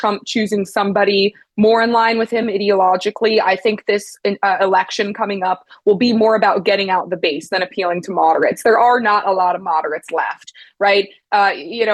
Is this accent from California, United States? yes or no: no; Hanover, New Hampshire, United States; I grew up here and lived most of my life here.